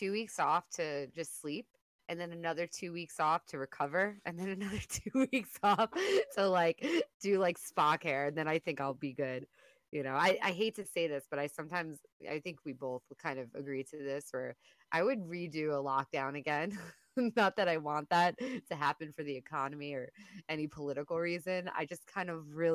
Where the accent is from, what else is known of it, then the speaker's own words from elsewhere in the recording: New York, United States; being a New Yorker